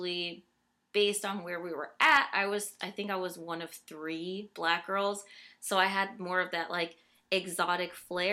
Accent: Midwest, United States; moved away as an adult; now in East Coast, United States; I am from the Midwest, as with Darby and Charlie here

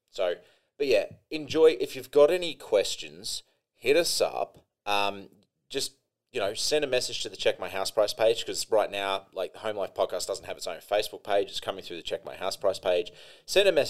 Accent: Australia; I'm Australian

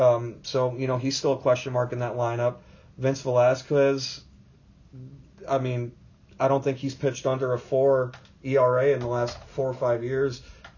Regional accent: South Florida, United States; I grew up in South Florida

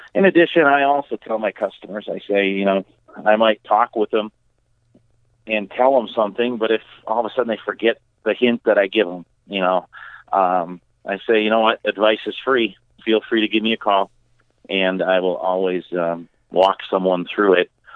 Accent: Two Rivers, Wisconsin, United States; also born or lived in Milwaukee, Wisconsin; now in Beaver Dam, United States; my hometown of Two Rivers. And yes, I said Two Rivers, not Trivers. Um, it took me a long time to get rid

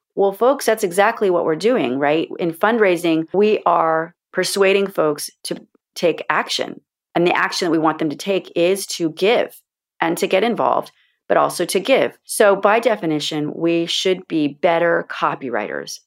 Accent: Florida, United States; When I was a very little girl growing up in Florida

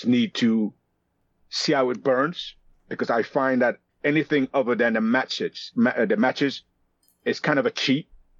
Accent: London, United Kingdom; also born or lived in Nigeria; So I was born in London, and at the age of 5, I went to Nigeria.

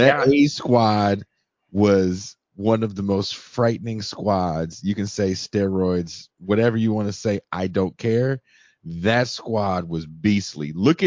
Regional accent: Richmond, California, United States; also born or lived in Oakland, California; So I'm from the East Bay of the Bay Area. So that's where Oakland is, right? I was born in Oakland. I grew up in a city called Richmond, California.

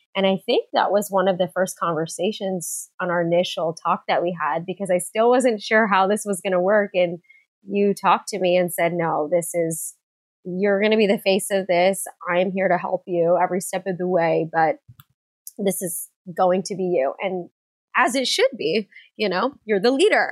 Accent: San Diego, California, United States; I grew up in San Diego, California

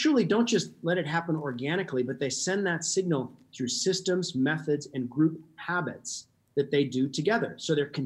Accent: Alaska, United States; I grew up in Alaska.

